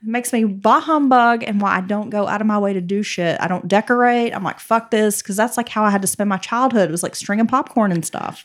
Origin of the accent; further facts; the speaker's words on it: Appalachia, United States; growing up in the South and in Appalachia specifically, we come from, like, big families that live very close to each other.